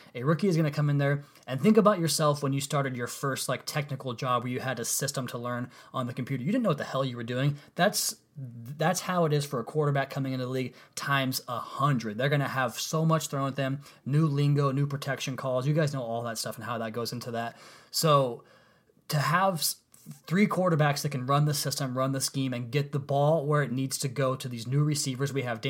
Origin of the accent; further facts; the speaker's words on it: Pacific Northwest, United States; If you guys don't know already, I'm from the Pacific Northwest, and when the Sonics left, I just really couldn't do hoops anymore.